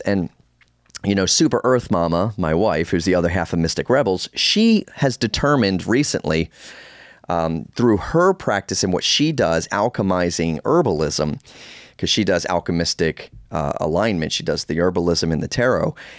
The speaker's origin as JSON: {"language": "English", "town": "Baltimore", "region": "Maryland", "country": "United States", "tie": "born or raised there", "said": "I was born in Baltimore"}